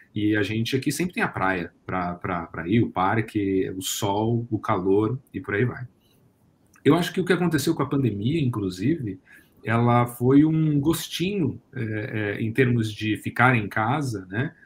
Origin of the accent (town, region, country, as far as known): Brazil